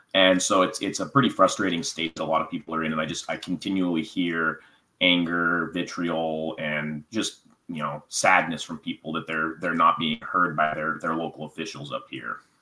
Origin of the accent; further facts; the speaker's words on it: McKenzie River, Oregon, United States; I grew up on the McKinsey River